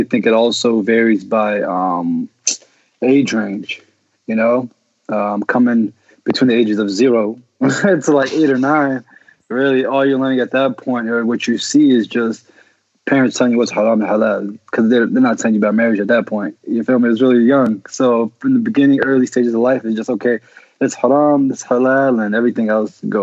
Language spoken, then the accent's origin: English; Reston, Virginia, United States; Grew up in Reston, Virginia. Family came from Egypt